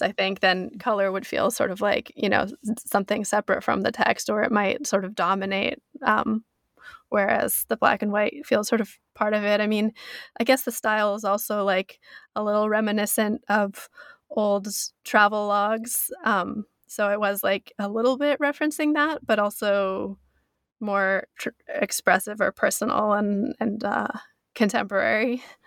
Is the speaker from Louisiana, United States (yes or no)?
no; North Bend, Washington, United States; moved away as an adult; also born or lived in New York; now in Yamanaka, Japan; my hometown too, North Bend, Washington